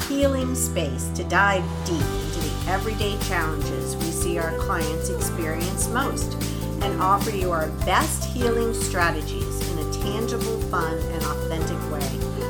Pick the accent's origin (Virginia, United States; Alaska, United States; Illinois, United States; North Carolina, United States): Virginia, United States; Virginia Beach; So I grew up in Virginia Beach, right around the corner from the Edgar Cayce Institute.